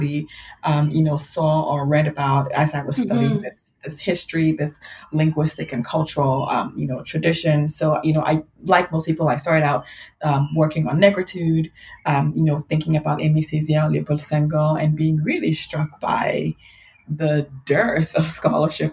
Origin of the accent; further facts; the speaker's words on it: Ghana; now in Ann Arbor, United States; I grew up in Ghana